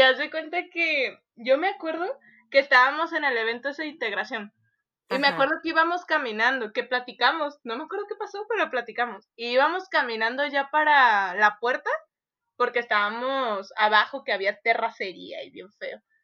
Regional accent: Tepic, Nayarit, Mexico; de Tepic

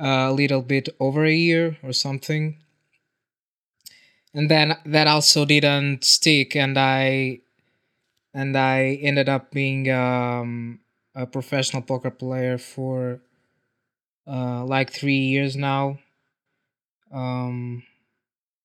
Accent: Portugal; I'm from Portugal.

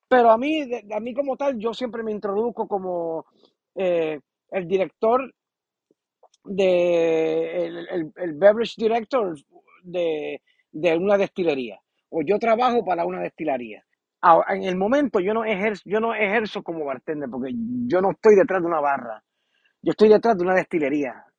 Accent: Puerto Rico; moved away as an adult; also born or lived in San Juan; now in United States; Empecé en Puerto Rico y me fui desarrollando

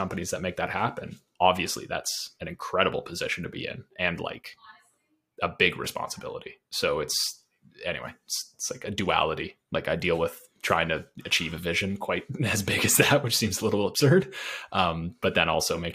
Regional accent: Canada; as a Canadian

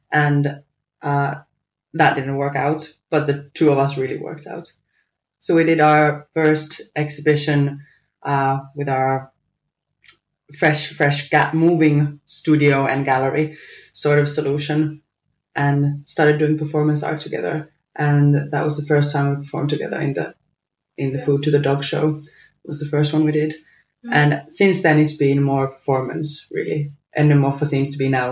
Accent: Finland; now in Manchester, United Kingdom; from Finland, now living and working in Manchester

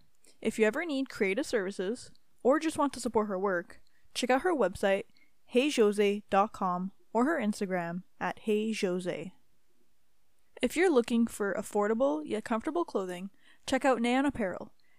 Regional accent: Ontario, Canada; moved away as an adult; also born or lived in Western Canada; I'm originally from Ontario too, and I just moved out west last July, so I've been exploring this side

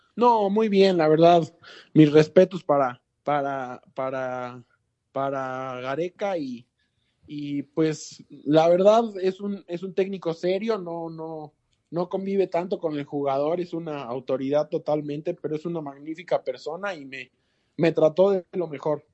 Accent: Mexico; puedo ser más mexicano que peruano porque aquí nací

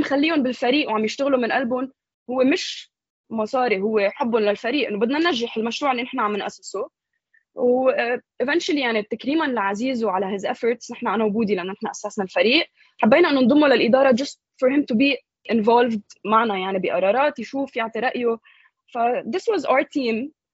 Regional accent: Lebanon; نحن very patriotic كلبنانيه

